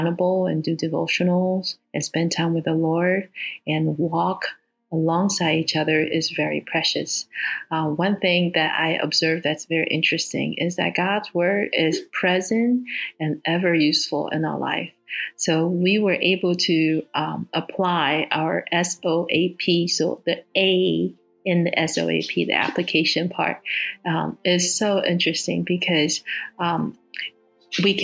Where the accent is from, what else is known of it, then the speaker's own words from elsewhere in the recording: Singapore; also born or lived in Taiwan; now in West Lafayette, United States; I now reside in West Lafayette, Indiana, United States of America. I was born in Taiwan and grew up in Singapore.